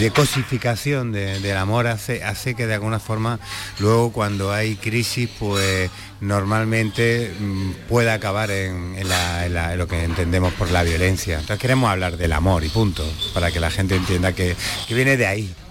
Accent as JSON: {"language": "Spanish", "town": "Úbeda", "region": "Andalusia", "country": "Spain", "also_born_or_lived": "Granada", "said": "tanto mi hermano como yo los dos somos de Úbeda"}